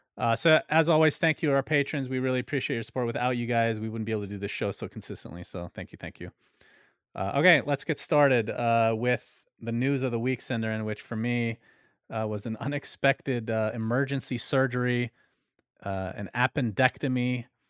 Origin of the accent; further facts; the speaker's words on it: United States; I'm American